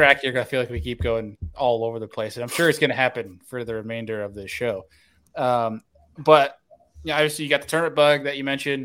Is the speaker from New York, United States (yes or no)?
yes; New York, United States; moved away; I come from New York